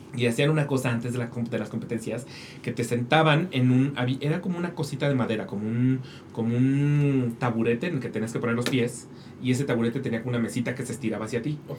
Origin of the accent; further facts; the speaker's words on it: Mexico; como mexicanos